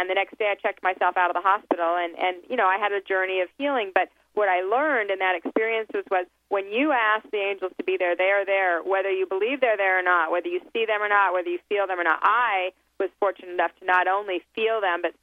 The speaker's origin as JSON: {"language": "English", "town": "Salt Lake City", "region": "Utah", "country": "United States", "tie": "born or raised there", "said": "I came from Salt Lake City, Utah, is where I was raised"}